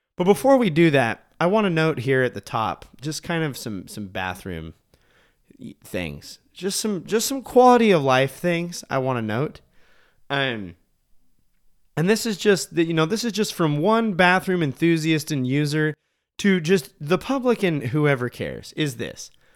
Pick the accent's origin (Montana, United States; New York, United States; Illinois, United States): Montana, United States; we grew up in Montana